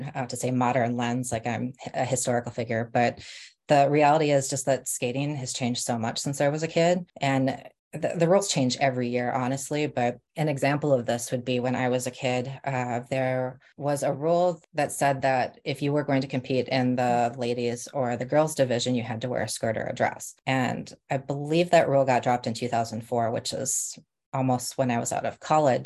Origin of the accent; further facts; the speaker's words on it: Rochester, Minnesota, United States; also born or lived in Nebraska; now in Bay Area, United States; we moved from Nebraska to Rochester, Minnesota when I was about seven